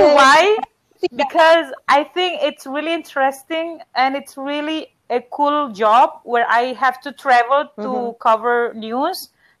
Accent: Medan, North Sumatra, Indonesia; accent: Batak; English is a second language; I'm from Medan

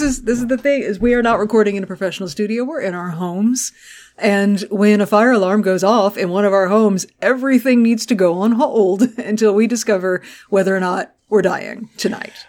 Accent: Gulf Coast, United States; I grew up on the Gulf Coast

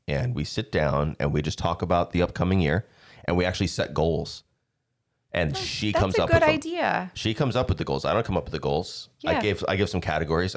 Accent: Arizona, United States; also born or lived in Philadelphia; now in Hudson Valley, United States; I grew up in Arizona.

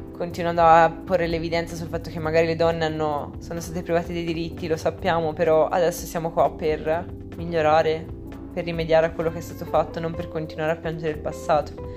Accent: Italy; nel mio paese, nell'Italia

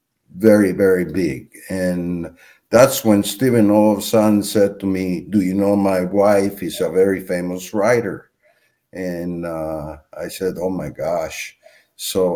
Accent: Mexico; my father was very much against talking about the Holocaust when I was growing up in Mexico.

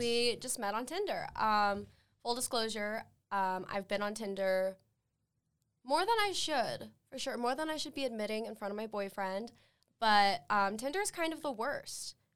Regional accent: Saratoga Springs, Utah, United States; I'm from Saratoga Springs, which is just up north in Utah County.

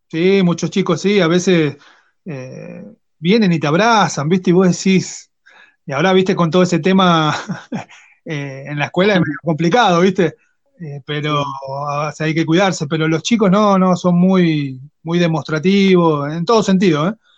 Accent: Quilmes, Buenos Aires Province, Argentina; Yo soy de Quilmes.

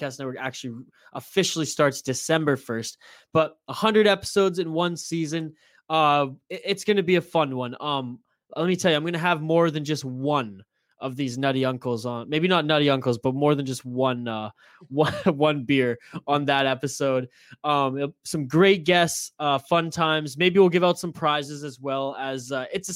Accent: Canada; I'm as Canadian as they come

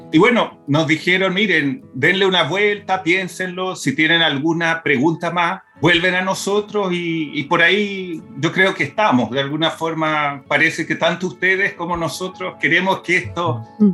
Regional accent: Brazil; moved away; also born or lived in Chile; crecí en Brasil

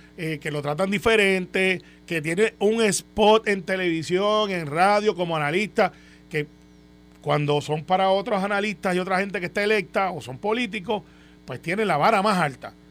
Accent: Guaynabo, Puerto Rico; Guaynabo, de donde yo soy

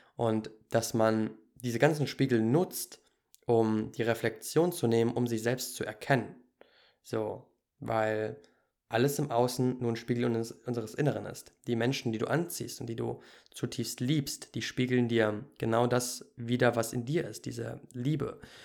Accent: Germany; moved away as an adult; ich bin ja auch in Deutschland groß geworden.

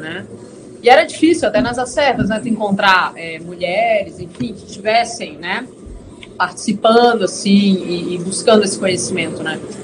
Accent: Brasília, Federal District, Brazil; now in Porto Alegre, Brazil; Eu sou originalmente sou nascida em Brasília

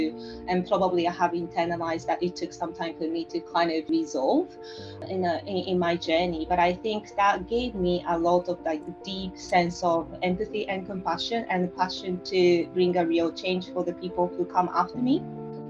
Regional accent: rural western Japan, Japan; first language Japanese; English is a second language; moved away as an adult; now in Sydney, Australia; I'm Japanese. I'm born and raised in Japan, coming from the rural area of like western part of Japan

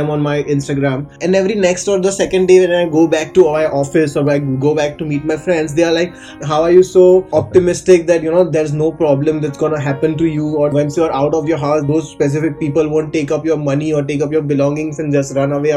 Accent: Gujarat, India; now in Mumbai, India; I'm from India. I'm from Gujarat, which is a small state in India

